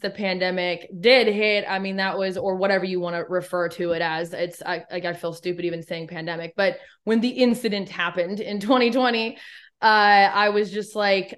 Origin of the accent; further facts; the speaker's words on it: Eugene, Oregon, United States; moved away as an adult; also born or lived in Los Angeles, California; now in Nashville area, Tennessee, United States; I am from Eugene.